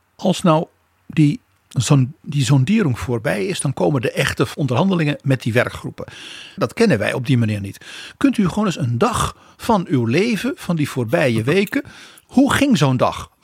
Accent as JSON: {"language": "Dutch", "country": "Netherlands"}